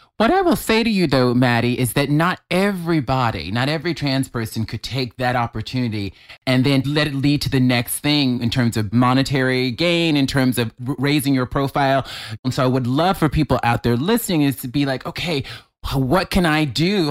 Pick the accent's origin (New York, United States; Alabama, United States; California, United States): Alabama, United States; Mobile; moved away; I'm from Alabama. I, grew, I have a religious mother. I grew up in the church